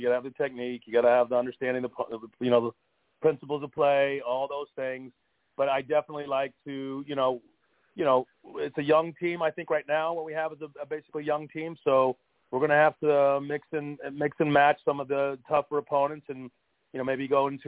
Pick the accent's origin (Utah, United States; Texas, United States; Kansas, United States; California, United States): California, United States; Fresno; moved away as an adult; I grew up in Fresno and played at Fresno State